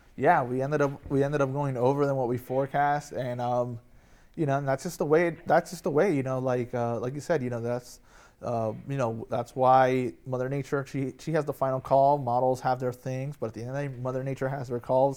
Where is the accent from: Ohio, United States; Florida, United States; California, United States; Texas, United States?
Florida, United States; also born or lived in Michigan; now in Delmarva Peninsula, United States; I grew up in Florida